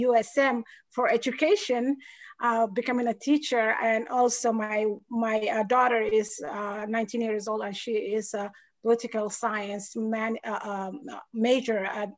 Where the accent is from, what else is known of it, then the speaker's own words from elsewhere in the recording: Somalia; also born or lived in Atlanta, Georgia, United States; now in Maine, United States; I am originally from Somalia, East Africa. I lived in the United States almost 30 years. I lived first in Atlanta, Georgia, and moved to Maine back in 2005.